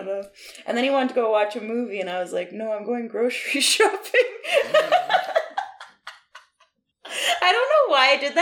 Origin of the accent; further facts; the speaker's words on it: Peace River, Alberta, Canada; moved away as an adult; now in Vancouver, Canada; I'm from Peace River, Alberta